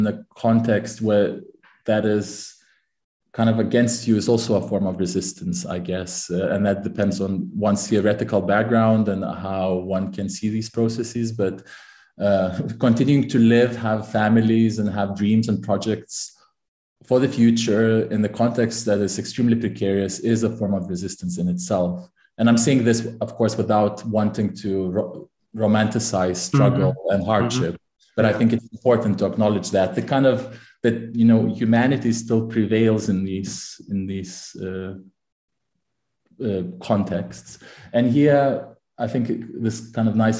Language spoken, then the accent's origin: English; Lithuania; also born or lived in Manchester, United Kingdom / Cambridge, United Kingdom; now in Amsterdam, Netherlands; I'm originally from Lithuania